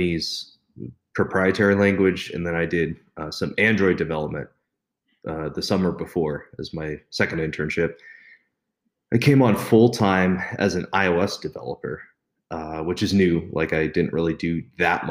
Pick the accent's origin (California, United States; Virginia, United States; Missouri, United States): California, United States; Pleasanton; moved away as an adult; now in Las Vegas, United States; I grew up in Pleasanton, California.